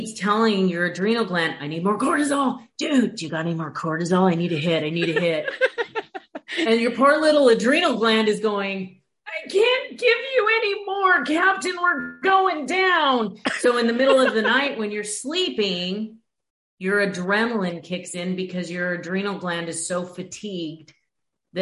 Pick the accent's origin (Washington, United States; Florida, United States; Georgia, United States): Washington, United States; moved away; also born or lived in Oregon / Chicago; Originally, I'm from Washington and Oregon. Like, I grew up in Washington.